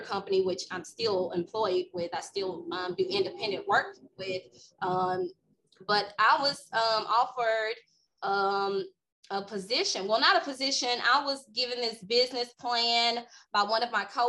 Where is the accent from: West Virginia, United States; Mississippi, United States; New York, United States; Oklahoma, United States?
Mississippi, United States; Greenwood; I'm from a small town, Greenwood, Mississippi, very small town. Everybody knows everybody.